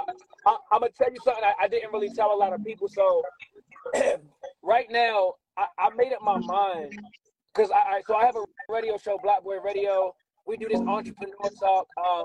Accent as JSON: {"language": "English", "town": "Baltimore", "region": "Maryland", "country": "United States", "said": "I'm from Baltimore."}